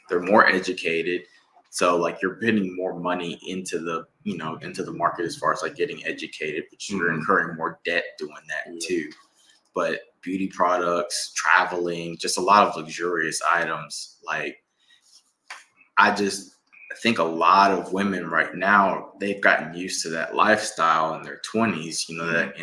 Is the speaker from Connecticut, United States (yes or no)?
no; Mississippi, United States; now in Atlanta, United States; we're from Mississippi.